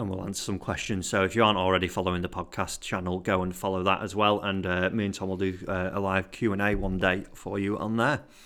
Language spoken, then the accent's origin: English; England, United Kingdom; being an Englishman